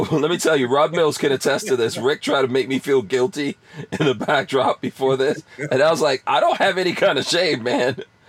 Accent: Guyana; Yeah, I was born in Guyana, yeah, in South America.

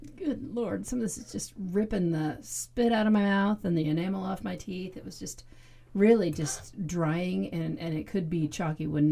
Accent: Kansas City, Missouri, United States; I'm from Kansas City

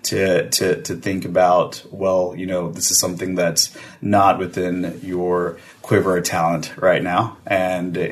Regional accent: Texas, United States; I'm from Texas, from very Texas family

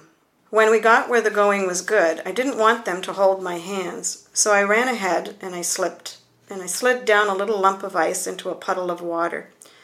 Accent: Barry's Bay, Ontario, Canada; born there; I was born in Barry's Bay. Barry's Bay was only a small place then, not many people.

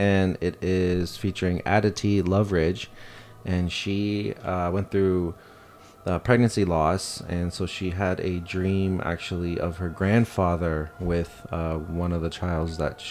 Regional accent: Canada; growing up in Canada

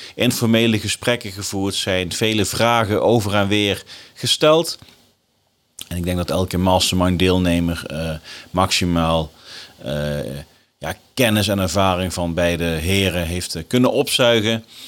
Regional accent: Nijmegen, Gelderland, Netherlands; in Nijmegen, mijn geboortestad

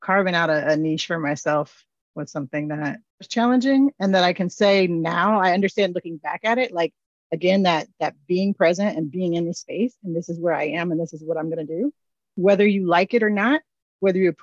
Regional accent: Midwest, United States; I grew up in the Midwest

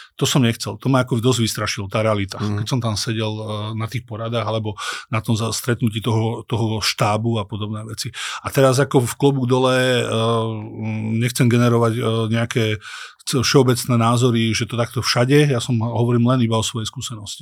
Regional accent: Dolná Súča, Trenčín Region, Slovakia; moved away; som z dediny z Dolnej Súče, eh, pristahoval som sa do nejakého stredného mesta Trenčína

